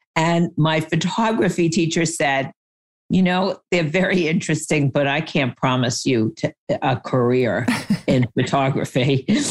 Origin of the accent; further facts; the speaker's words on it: New York, United States; I grew up in New York, and my dad was in the fashion industry